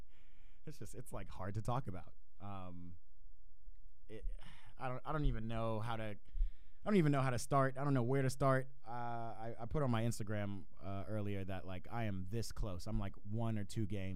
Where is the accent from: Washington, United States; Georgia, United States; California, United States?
Georgia, United States; Atlanta; young black soccer fanatic growing up in Atlanta, Georgia.